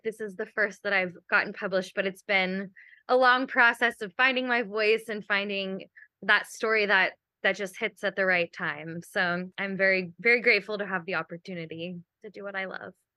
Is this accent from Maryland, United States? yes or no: no; Kentucky, United States; moved away; I'm also from Kentucky, and we have a lot of sinkholes and caves